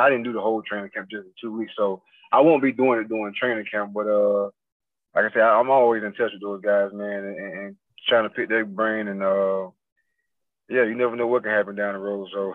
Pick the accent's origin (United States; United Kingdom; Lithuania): United States; Fort Pierce, Florida; also born or lived in Port Saint Lucie; now in Mississippi, United States; I'm from Fort Pierce